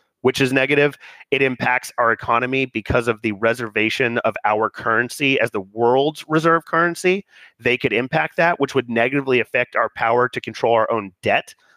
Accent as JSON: {"language": "English", "country": "United States", "said": "as an American"}